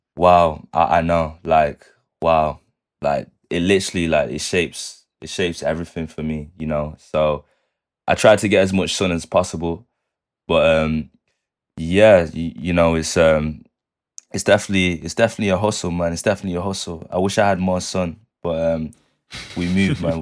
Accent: Manchester, North West England, United Kingdom; that's my hometown, man. It's where I'm born and raised

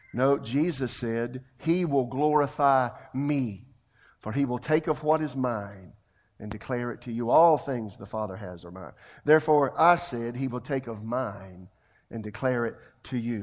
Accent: Florence, United States; my hometown, Florence

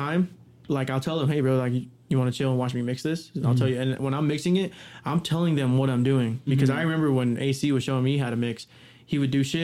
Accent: Rupert, Idaho, United States; also born or lived in Heyburn, Idaho; I was born in Rupert. I was raised in Hayburn, and I was raised in Rupert

